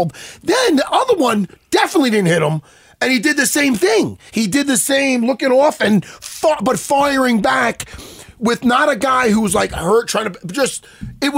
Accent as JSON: {"language": "English", "region": "New York", "country": "United States", "said": "we're from New York"}